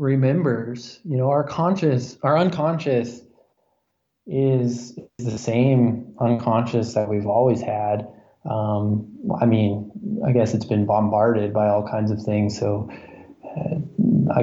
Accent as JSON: {"language": "English", "country": "United States", "tie": "born or raised there", "said": "I was born on the Ohio River."}